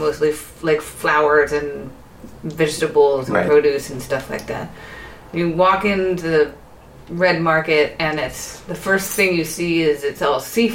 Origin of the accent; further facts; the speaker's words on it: United States; now in Santa Barbara, United States; Being American